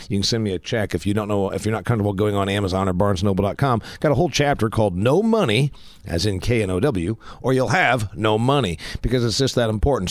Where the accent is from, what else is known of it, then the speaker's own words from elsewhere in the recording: Huntington, United States; First Federal Bank in my hometown of Huntington